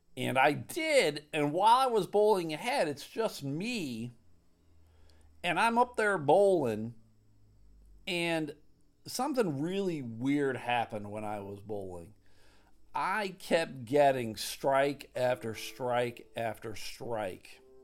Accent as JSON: {"language": "English", "town": "Clarence", "region": "New York", "country": "United States", "tie": "born or raised there", "said": "I grew up in Clarence. Williamsville was the town next door"}